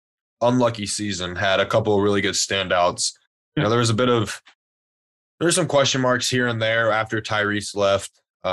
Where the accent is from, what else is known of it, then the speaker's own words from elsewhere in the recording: Louisiana, United States; also born or lived in Texas; Yeah. I mean, I'm from Louisiana, so...